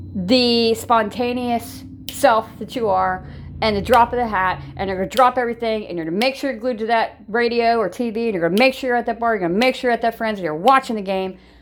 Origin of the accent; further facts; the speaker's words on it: Ohio, United States; I'm from Ohio. I'm Buckeye by blood and nature. I was born and raised in Ohio